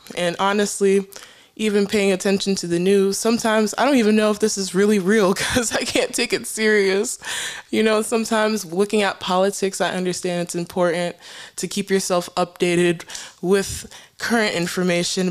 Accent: United States; I grew up in America, but yet I am submersed in African culture. My parents are Cameroonian, so I'm Cameroonian Americans.

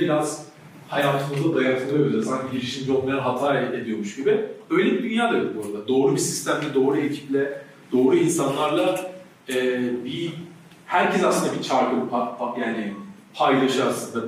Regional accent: Ankara, Turkey; Çay yolunda büyüdüm.

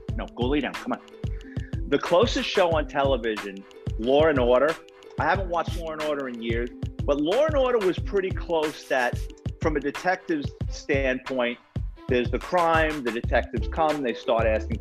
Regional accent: New York City, New York, United States; It's about growing up in the Bronx

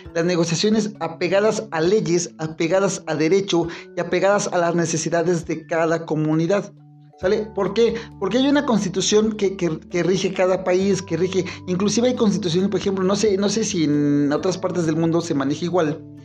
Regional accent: Mexico City, Mexico; ya somos Ciudad de México

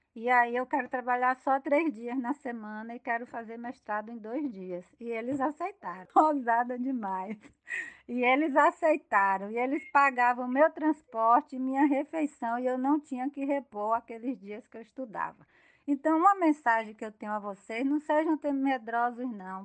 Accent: Salvador, Bahia, Brazil; moved away as an adult; also born or lived in Paraná; now in Feira de Santana, Brazil; eu fiquei 18 anos depois de casada fora da Bahia e eu sou de Salvador

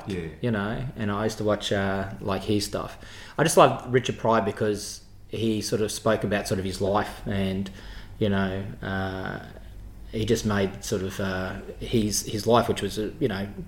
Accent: Footscray, Victoria, Australia; born or raised there

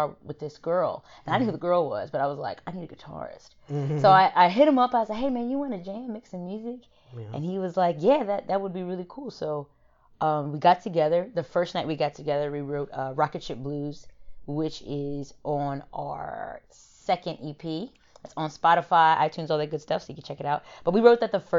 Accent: Smyrna, Delaware, United States; also born or lived in Dover, Delaware; I come from Smyrna, which is a very small town. Then I moved to Dover

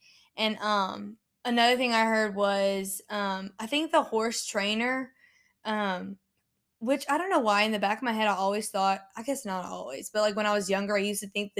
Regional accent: Lafayette, Louisiana, United States; moved away; Okay, and we're from Lafayette.

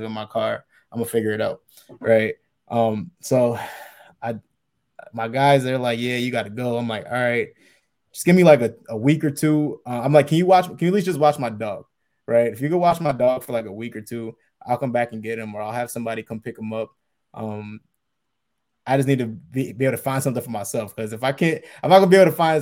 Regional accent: Reading, Pennsylvania, United States; I grew up in Reading, Pennsylvania. It's like an hour away from Philly

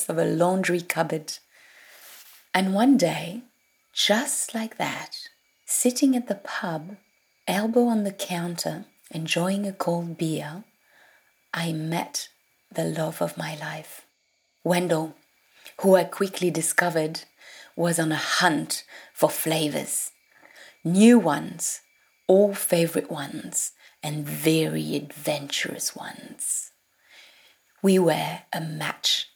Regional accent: France; English is a second language; moved away as an adult; also born or lived in Paris, France / Burgundy, France / London, United Kingdom; now in Sydney, Australia; I was born in Paris and then moved to Burgundy

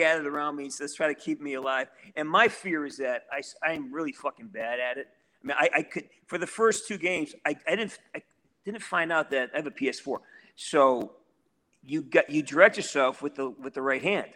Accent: Western Massachusetts, United States; I'm from Western Massachusetts

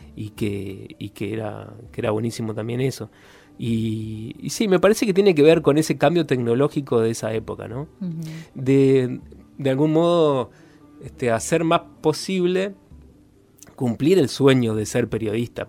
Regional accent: Concordia, Entre Ríos, Argentina; moved away as an adult; now in Paraná, Argentina; ya nos vinimos para acá y desde Concordia

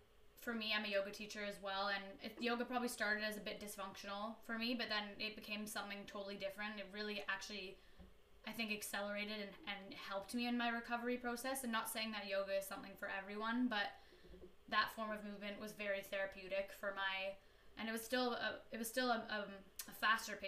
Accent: Canada; I'm from Canada

